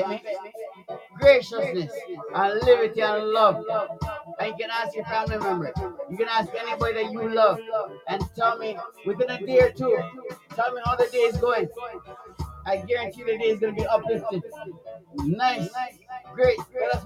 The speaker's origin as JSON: {"language": "English", "town": "Toronto", "region": "Ontario", "country": "Canada", "said": "in Canada, I'm from Canada, Toronto"}